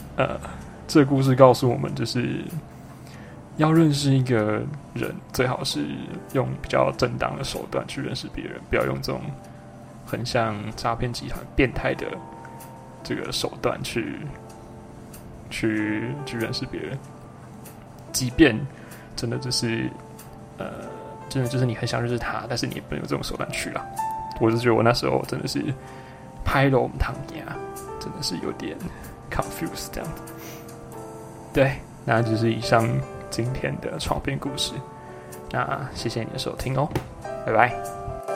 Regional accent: Chiayi, Taiwan; 我现在呢，人在我的老家嘉义

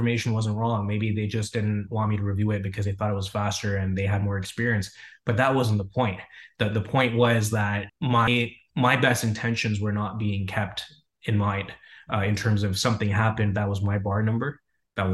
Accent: Canada; moved away as an adult; also born or lived in Frankfurt, Germany; now in United States; I grew up in Germany, in Frankfurt. My parents before that, they had immigrated from Punjab, which is northern part of India. Dad immigrated to Germany in the mid to late 70s. And so I lived there until I was about 7 or 8. And when around that time, we had immigrated to Canada, where I spent majority of my childhood.

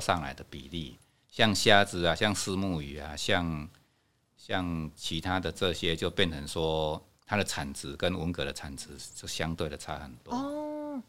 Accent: Hanbao Village, Fangyuan Township, Changhua County, Taiwan; 我是汉堡人，从小在这边长大

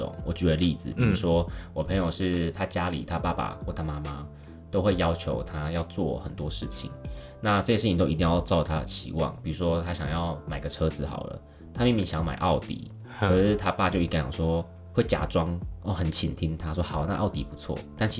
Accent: Nantou County, Taiwan; moved away as an adult; also born or lived in Kaohsiung, Taiwan / Taipei, Taiwan / Taichung, Taiwan; 我们南投的地方

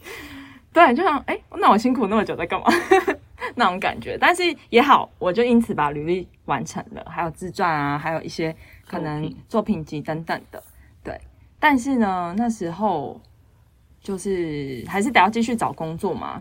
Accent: Taiwan; 其实我英文不是那种，嗯，像母语者那种，我就是一般的台湾学生，就是从小学很多英文到不敢大讲

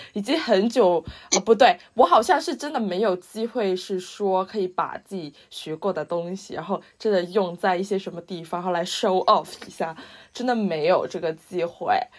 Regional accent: China; moved away as an adult; now in Manchester, United Kingdom; 我是一个土生土长中国，土生土长

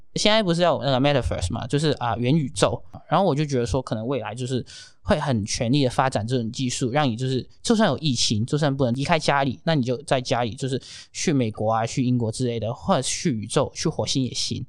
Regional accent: Hong Kong; moved away as an adult; now in Taiwan; 可是我是香港人，然后在我很小的时候有经历过SARS

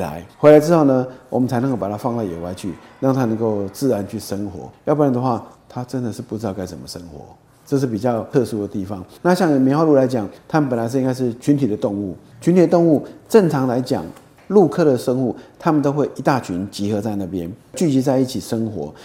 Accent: Taiwan; 对我们台湾人来讲，可能感觉比较不到。

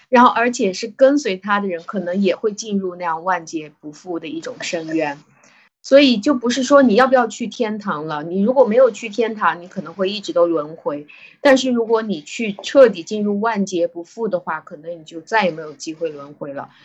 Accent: China; 我中国人

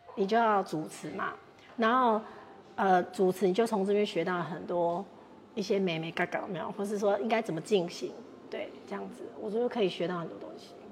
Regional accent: Taiwan; 因为毕竟英国比我们台湾物价高很多

